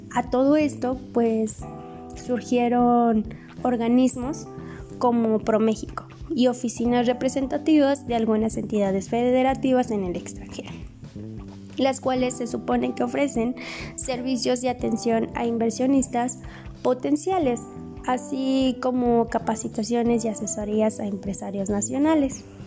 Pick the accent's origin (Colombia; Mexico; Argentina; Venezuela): Mexico; mi país, en México